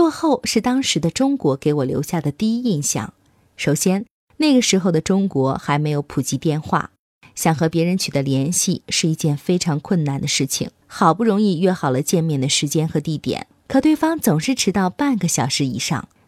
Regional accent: Japan; Chinese is a second language; 我们日本人可能会用结结巴巴的英语给你指路，说不定你还会因此而结交一个异国友人呢。

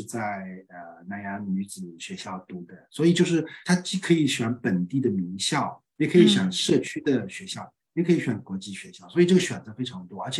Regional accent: Singapore; 新加坡我最大的一个感受，因为我是新加坡人，可能有些 bias 啊，这个拿了新加坡护照

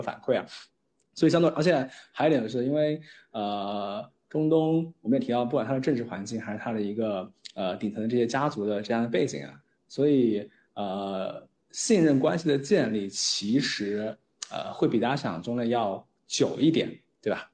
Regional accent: China; 我们嗯。中国人

